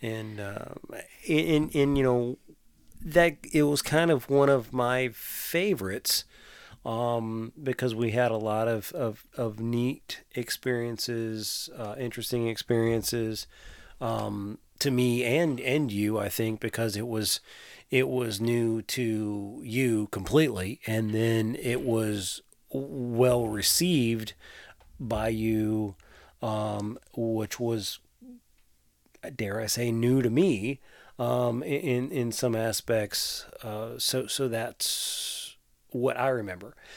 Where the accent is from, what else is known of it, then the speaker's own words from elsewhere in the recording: Tappahannock, Virginia, United States; I grew up in Tappahannock